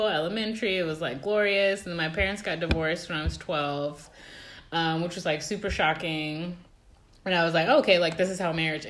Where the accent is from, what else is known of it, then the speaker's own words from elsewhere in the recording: Colorado, United States; now in North Carolina, United States; I'm from Colorado